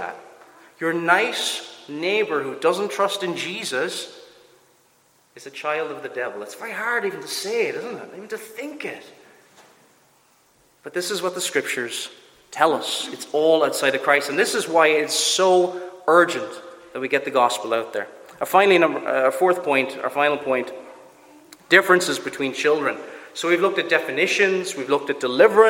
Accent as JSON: {"language": "English", "town": "Cork", "region": "Munster", "country": "Ireland", "said": "I'm from Cork, I do certain things that are very typical of Cork people"}